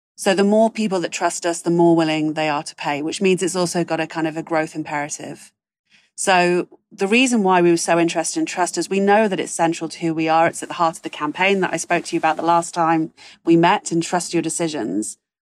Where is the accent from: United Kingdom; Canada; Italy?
United Kingdom; moved away; as a Brit abroad